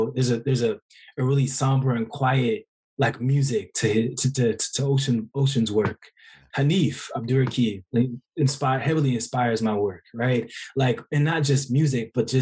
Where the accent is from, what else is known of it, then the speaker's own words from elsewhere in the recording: Oakland, California, United States; I'm from Oakland